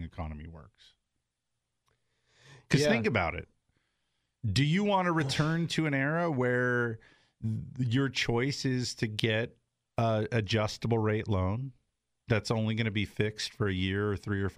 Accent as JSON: {"language": "English", "region": "Southern California", "country": "United States", "tie": "born or raised there", "said": "I grew up in Southern California."}